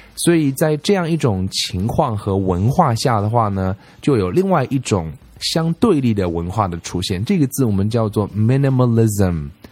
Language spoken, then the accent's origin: Chinese; China; 在我们中国人看来